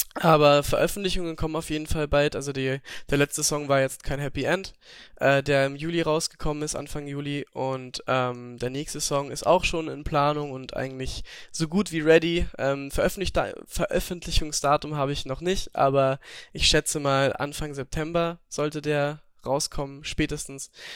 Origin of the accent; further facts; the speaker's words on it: Upper Austria, Austria; moved away; Ich komme ja aus, Ober also aus Österreich, aus Oberösterreich